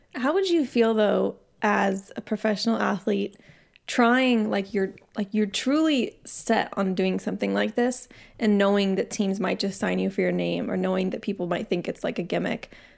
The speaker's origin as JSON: {"language": "English", "town": "San Diego", "region": "California", "country": "United States", "tie": "born or raised there", "said": "I grew up in San Diego"}